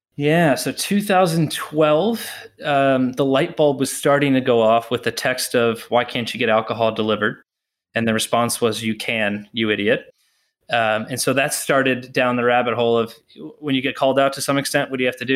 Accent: Texas, United States; moved away as an adult; also born or lived in Notre Dame, Indiana; now in Boston, United States; I grew up in Texas

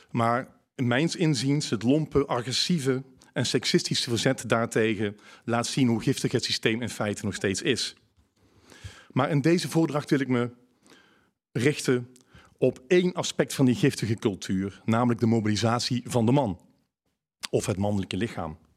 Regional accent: North Brabant, Netherlands; accent: Brabant; Ik hoop dat, het, eh, dat jullie mij goed kunnen verstaan. Met mijn Brabants accent.

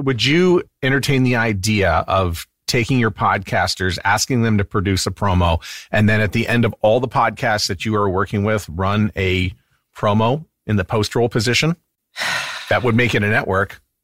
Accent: Canada; also born or lived in Winnipeg, Manitoba; I'm Canadian

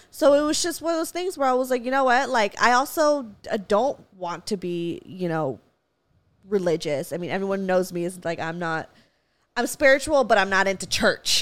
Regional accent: Valencia, California, United States; I grew up in Valencia. We have hella Walmarts.

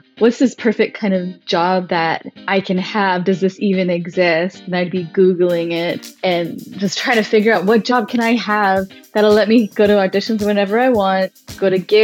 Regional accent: Abbotsford, British Columbia, Canada; now in Vancouver, Canada; I am originally from Abbotsford, BC, which is kind of a smallish town, but not that small

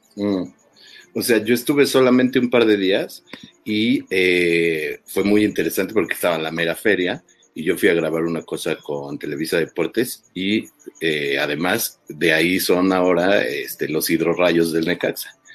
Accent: Tula, Hidalgo, Mexico; allá en Hidalgo, Tula, ya ves que yo soy de allá

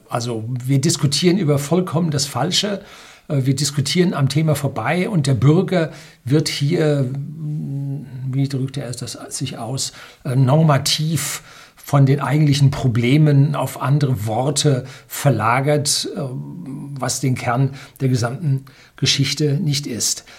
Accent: Germany; bei uns in Deutschland

